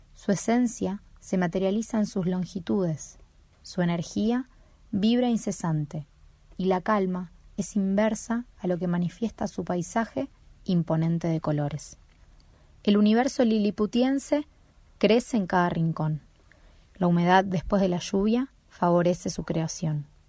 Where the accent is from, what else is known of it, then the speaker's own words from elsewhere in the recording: Buenos Aires, Argentina; now in Tucumán, Argentina; Nací en Buenos Aires, pero no pertenezco a ninguna parte, me considero más bien del mundo y actualmente estoy viviendo en Tucumán